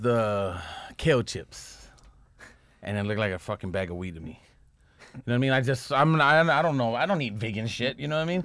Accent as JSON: {"language": "English", "town": "Los Angeles", "region": "California", "country": "United States", "tie": "born or raised there", "said": "I grew up in Echo Park"}